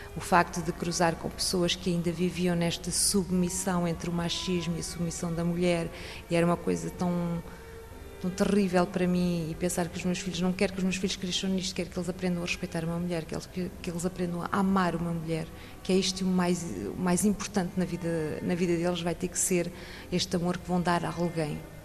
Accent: Portugal; moved away as an adult; now in France; Nós portugueses. Nasci numa aldeia.

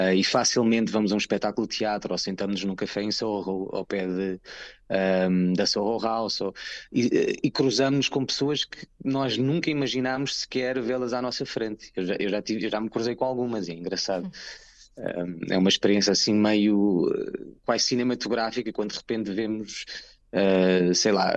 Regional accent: Portugal; moved away as an adult; now in London, United Kingdom; sou português

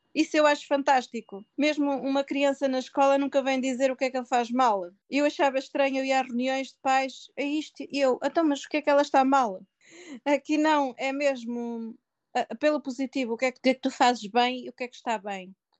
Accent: Portugal; moved away as an adult; also born or lived in Canada; now in England, United Kingdom; tenho orgulho de ser portuguesa e sinto-me na pele portuguesa

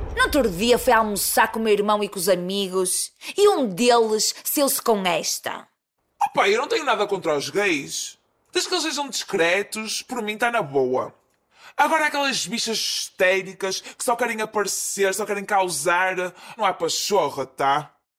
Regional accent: Porto, Norte, Portugal; accent: Porto accent; eu falo em nome dos portuenses e do pessoal do Norte que se sente injustiçado e é chamado de bimbo, e é chamado de parolo, e é chamado de trabinca só porque tem um sotaque forte

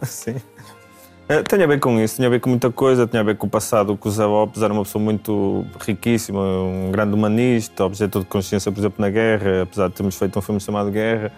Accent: Braga, Norte, Portugal; now in Lisbon, Portugal; eu sou natural de Braga

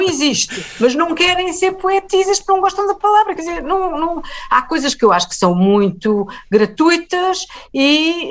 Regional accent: Lisbon, Portugal; Eu nasci e vivi sempre em Lisboa

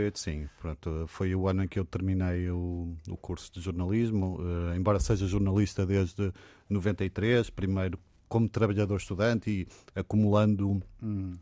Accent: Portugal; sou muito português

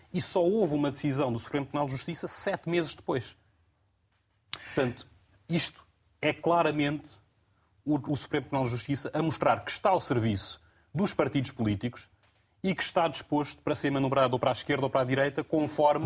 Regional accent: Guinea-Bissau; enquanto guineense

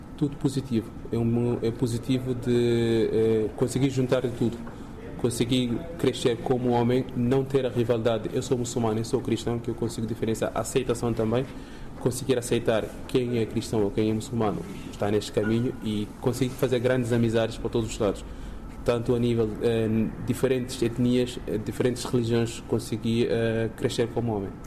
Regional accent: Guinea-Bissau; moved away as an adult; now in Portugal; Quando eu saí da Guiné

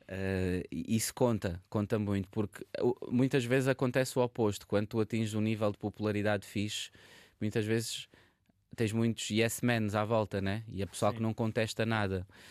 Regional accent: Barreiro, Lisbon, Portugal; also born or lived in Paris suburbs; now in Vila Nova de Gaia, Portugal; eu nasci e cresci no Barreiro

